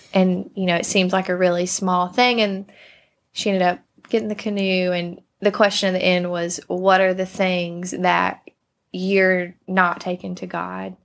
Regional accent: Thomson, Georgia, United States; also born or lived in Savannah, Georgia; born and raised in Thompson, Georgia

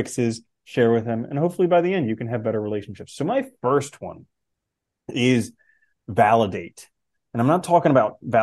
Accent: United States; growing up in America

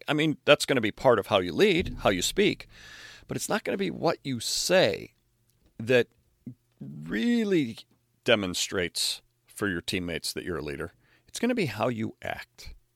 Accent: Chicago, Illinois, United States; as a Chicago Bears fan growing up in the Chicago area

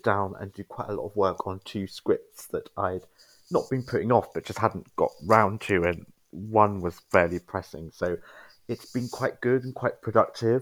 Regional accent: Ipswich, East of England, United Kingdom; now in London, United Kingdom; I'm from Ipswich originally in Suffolk

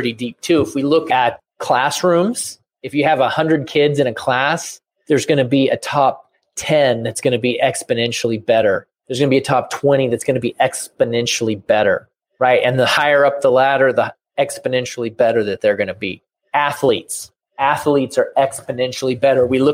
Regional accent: Portland, Oregon, United States; I grew up in Portland, Oregon

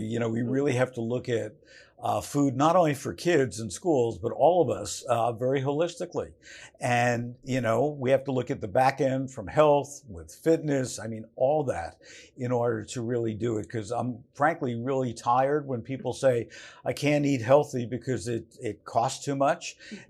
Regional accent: Newark, New Jersey, United States; Like when I was growing up, I grew up in Newark, New Jersey, and the kitchen for school lunch was enormous.

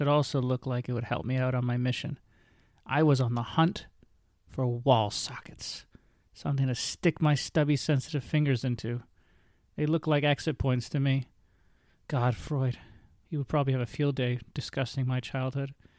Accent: St. Catharines, Ontario, Canada; I was born and raised in Saint Catharines, Ontario

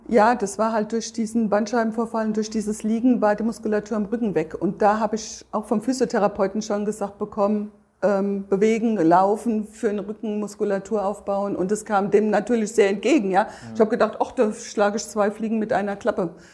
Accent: between Darmstadt and Bensheim, southern Hesse, Germany; ich komme aus Südhessen, südlich von Darmstadt, zwischen Darmstadt und Bensheim

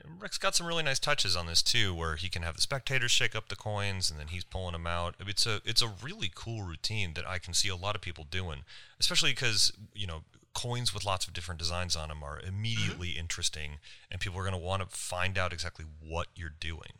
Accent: United States; accent: American; my American accent

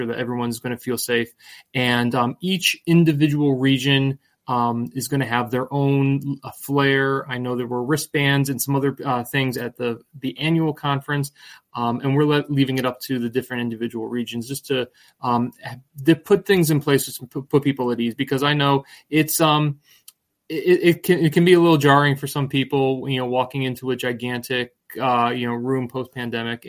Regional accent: New England, United States; moved away; I grew up in New England

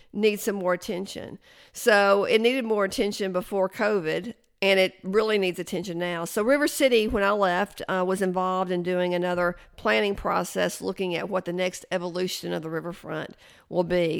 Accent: Chattanooga, Tennessee, United States; also born or lived in Athens, Tennessee; I was born in Athens, Tennessee, but I grew up in Chattanooga

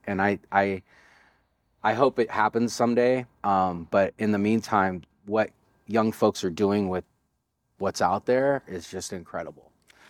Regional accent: Richmond, California, United States; I gained that skill just growing up in the Bay Area and having to have your head on a swivel in some of the neighborhoods I grew up in. Richmond, California was one of them in the late 80s and early 90s during the crack epidemic.

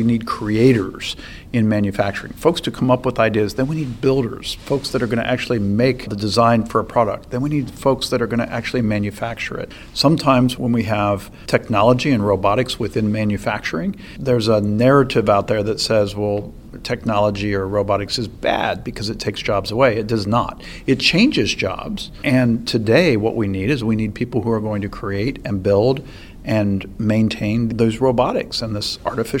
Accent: Ohio, United States; my home state

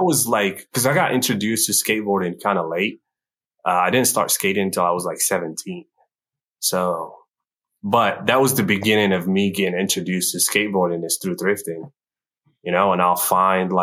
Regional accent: Morocco; moved away as an adult; now in Kansas City, United States; I was born in Morocco, North Africa, and I was there until I was like 24, and then I came here

